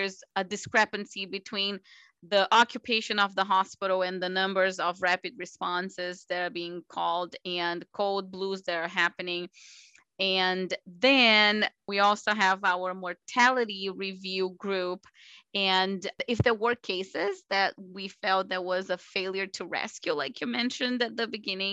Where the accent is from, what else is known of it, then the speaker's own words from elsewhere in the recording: Brazil; moved away as an adult; also born or lived in Miami, United States; now in United States; I'm originally from Brazil. I did residency in Brazil